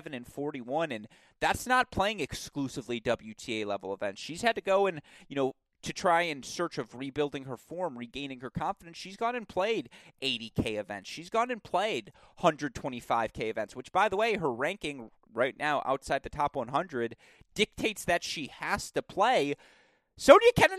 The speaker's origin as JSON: {"language": "English", "town": "Bloomfield Hills", "region": "Michigan", "country": "United States", "tie": "born or raised there", "said": "here in my hometown"}